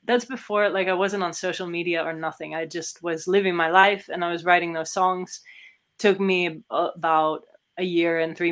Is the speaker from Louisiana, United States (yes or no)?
no; California, United States; moved away as an adult; also born or lived in San Diego / Netherlands; now in Germany; I grew up in California